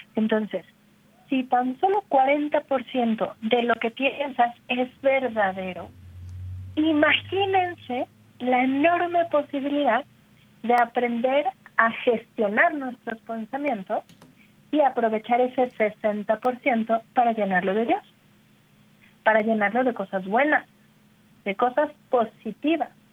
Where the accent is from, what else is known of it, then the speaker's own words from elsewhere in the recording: Mexico; como decimos en México